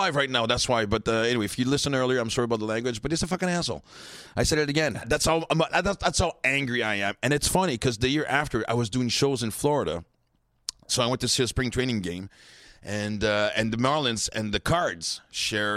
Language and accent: English; Montreal, Quebec, Canada; "Yeah, I have some kind of accent. Where are you from?" And I go, "Montreal,"